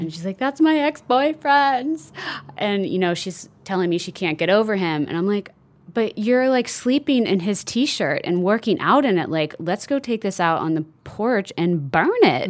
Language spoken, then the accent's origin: English; Midwest, United States; I grew up in the Midwest, Irish Catholic